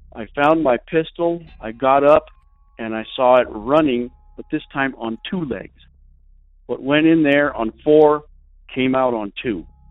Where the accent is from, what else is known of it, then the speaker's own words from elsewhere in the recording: New Mexico, United States; I'm from New Mexico